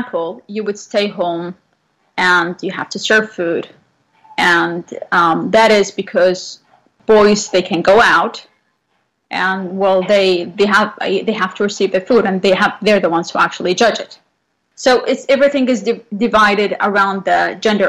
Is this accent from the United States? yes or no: no; central Saudi Arabia, Saudi Arabia; moved away as an adult; now in Vancouver, Canada; So I come from Saudi Arabia. I was born in the center or the heart of Saudi Arabia